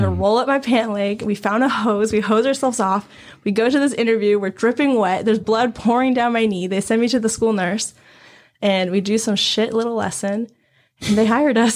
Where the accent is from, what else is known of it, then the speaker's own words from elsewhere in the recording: China; now in United States; I come from China